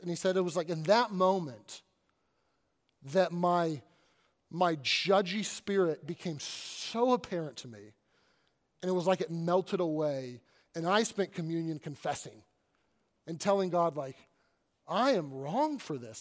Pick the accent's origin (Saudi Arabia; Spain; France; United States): United States; Kentucky; moved away as an adult; also born or lived in Arkansas / Southern California / Northern California; now in Pennsylvania, United States; I grew up in Kentucky